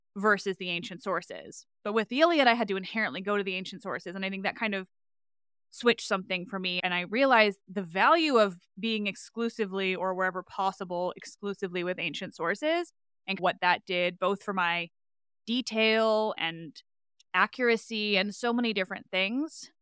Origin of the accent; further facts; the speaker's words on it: Canada; I say grade seven because I am Canadian